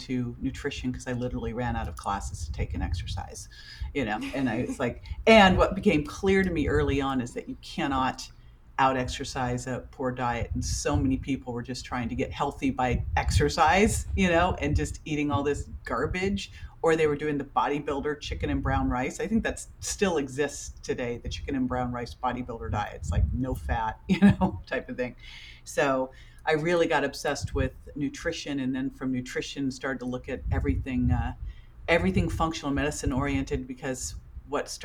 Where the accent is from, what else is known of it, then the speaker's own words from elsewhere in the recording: Berkeley, California, United States; I grew up in Berkeley, so it's kind of hippie farm to table